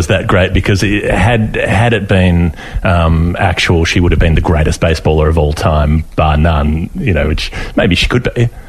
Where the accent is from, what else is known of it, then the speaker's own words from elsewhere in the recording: Melbourne, Victoria, Australia; I went to Eltham High School